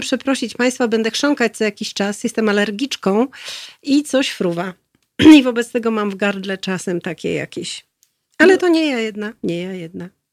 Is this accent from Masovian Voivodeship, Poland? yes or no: yes; Warsaw, Masovian Voivodeship, Poland; moved away as an adult; also born or lived in Szafranki near Goniądz (childhood summers) / Korea; ja się urodziłam i wychowałam na Saskiej Kępie